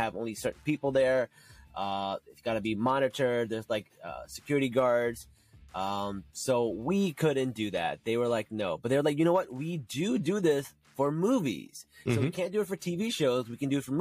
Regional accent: Newark, New Jersey, United States; I grew up in Newark. I grew up near Jersey City

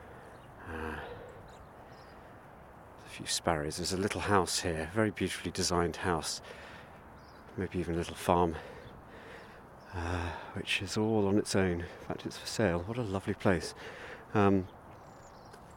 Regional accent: Abergavenny, Wales, United Kingdom; my hometown of Abergavenny

